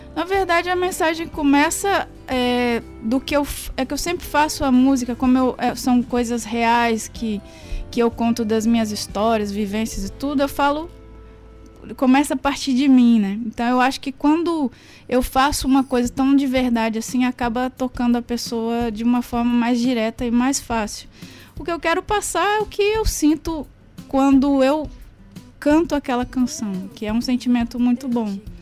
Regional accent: Caetanópolis, Minas Gerais, Brazil; sou mineira, na, é, nasci em Caetanópolis, que é a cidade de … também. E a cidade é uma cidade pobre, minha família é uhum. é pobre, então teve muita, tive muita dificuldade

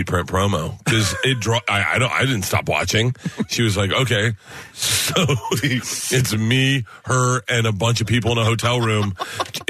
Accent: the South, United States; I'm more South because I grew up in the South

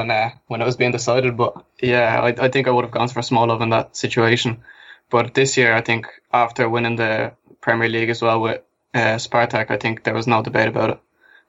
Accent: Ireland; also born or lived in Russia / Samara, Russia; they moved to Russia. That's where I was born. And then we moved over to Ireland when I was 3 years old. So that's how my accent came about.

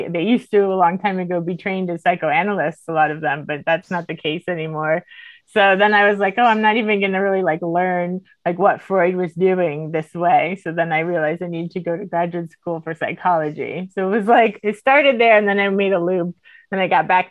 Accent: Miami, Florida, United States; moved away as an adult; now in Sweden; When I grew up in Miami

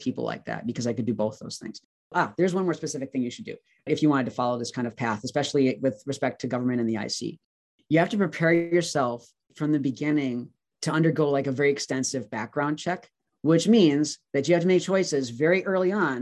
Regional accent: Wisconsin, United States; moved away as an adult; also born or lived in Virginia; I wanted to move back to Wisconsin. I was from Wisconsin. My parents still live in Milwaukee.

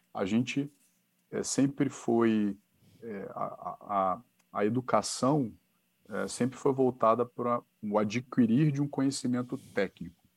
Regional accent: Niterói, Rio de Janeiro, Brazil; moved away as an adult; now in São Paulo, Brazil; eu sou de Niterói

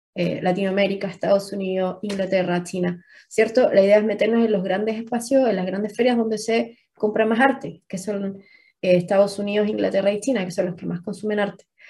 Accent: Chile; somos chilenos

